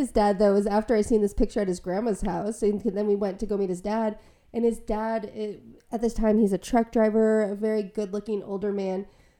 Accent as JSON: {"language": "English", "town": "Chicago", "region": "Illinois", "country": "United States", "tie": "born or raised there", "also_born_or_lived": "Milwaukee, Wisconsin", "moved": "yes", "said": "Growing up in Chicago, like between Chicago and Milwaukee"}